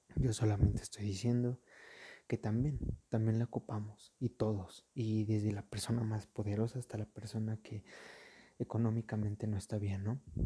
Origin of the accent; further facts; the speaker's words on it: Mexico; aquí en mi país, en México